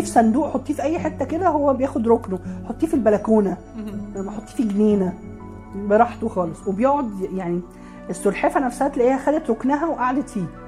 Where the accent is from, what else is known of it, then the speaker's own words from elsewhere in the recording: Alexandria, Alexandria Governorate, Egypt; عندنا في اسكندريه